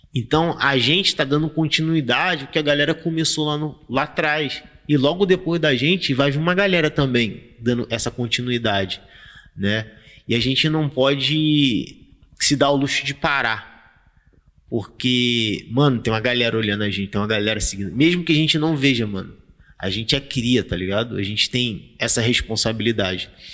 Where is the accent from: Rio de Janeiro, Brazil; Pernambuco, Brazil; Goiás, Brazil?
Rio de Janeiro, Brazil; Quando eu era criança, eu estudava na Colégio Nova Holanda